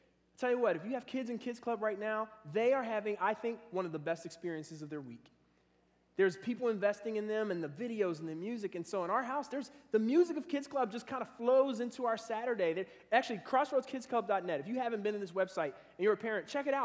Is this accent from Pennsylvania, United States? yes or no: yes; Philadelphia, Pennsylvania, United States; also born or lived in Cincinnati area (Gulf Manor); now in Cincinnati, United States; growing up in Philadelphia